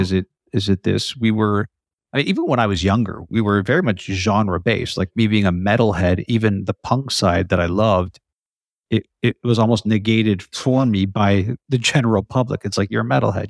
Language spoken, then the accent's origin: English; Canada; You're Canadian, like me.